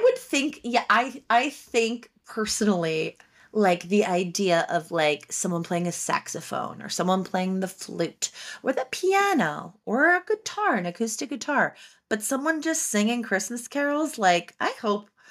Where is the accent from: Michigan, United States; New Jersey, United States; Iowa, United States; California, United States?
New Jersey, United States; Haddon Township; I'm from Haddon Township